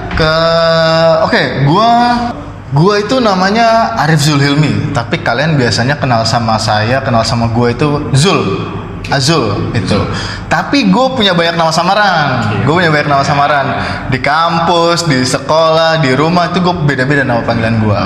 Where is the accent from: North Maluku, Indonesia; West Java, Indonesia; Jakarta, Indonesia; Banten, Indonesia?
Jakarta, Indonesia; gue udah gede di Jakarta